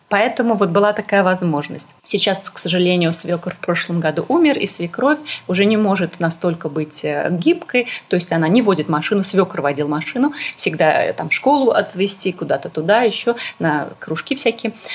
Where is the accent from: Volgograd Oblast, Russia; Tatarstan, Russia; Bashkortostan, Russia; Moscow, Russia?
Moscow, Russia; moved away as an adult; also born or lived in Saint Petersburg; now in Damascus, Syria; мы переехали в Петербург, несмотря на то, что я из Москвы